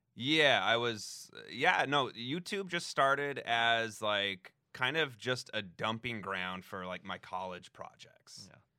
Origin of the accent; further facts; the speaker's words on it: Denver, Colorado, United States; moved away; Denver, like right outside of Denver. Yeah. Uh, Colorado